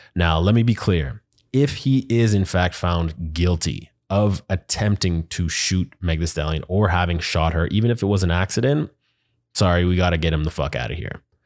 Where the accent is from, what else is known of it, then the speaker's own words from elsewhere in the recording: Canada; now in United States; as a Canadian in the U S